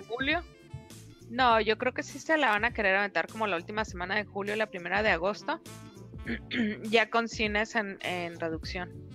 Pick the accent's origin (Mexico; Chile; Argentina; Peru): Mexico; Somos mexicanos